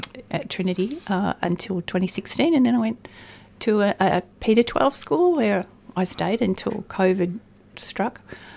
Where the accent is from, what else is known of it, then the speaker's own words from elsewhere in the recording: Melbourne, Victoria, Australia; also born or lived in Dartford, England; I came from Holy Family in Dufton.